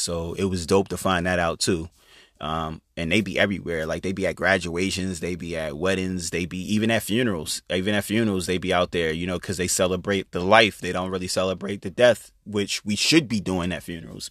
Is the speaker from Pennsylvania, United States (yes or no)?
yes; Chester, Pennsylvania, United States; moved away; my family, we grew up in Chester, Pennsylvania